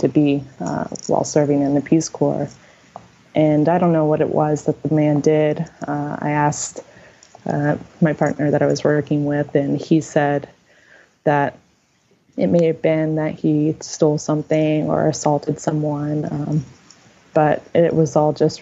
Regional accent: United States; also born or lived in Uganda; as an American, I was raised to be very independent and self-sufficient

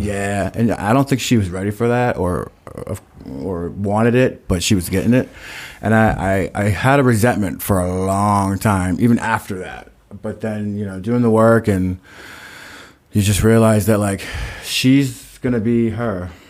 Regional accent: Stoughton, Massachusetts, United States; I was in Brockton because I'm from Stoughton

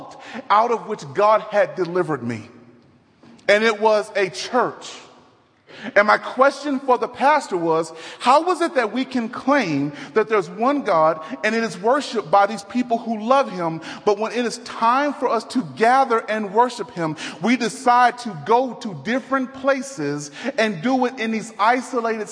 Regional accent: Dallas, Texas, United States; now in Denver, United States; I'm from Dallas, Texas. Born and raised in Dallas

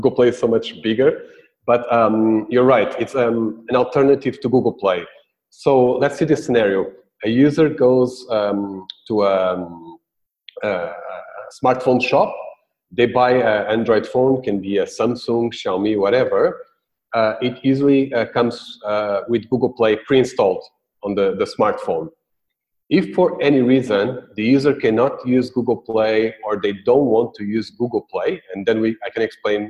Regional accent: Portugal; moved away as an adult; now in Singapore; I am from Portugal. I've been in the last 3 years in Singapore

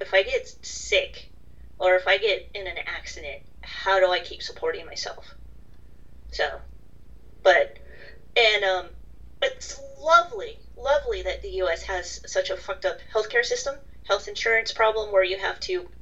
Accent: United States; being American

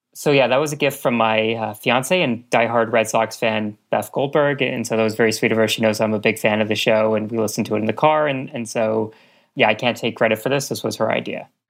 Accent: Montreal, Quebec, Canada; I grew up in Montreal

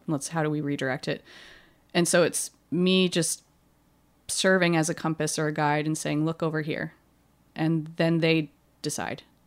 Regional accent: Hawaii, United States; I grew up in Hawaii

